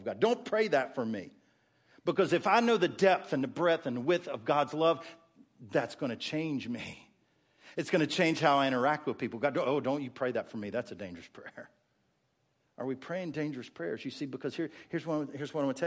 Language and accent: English; West Virginia, United States; moved away; I grew up in West Virginia. The hills of West Virginia had prayer meeting every Wednesday night.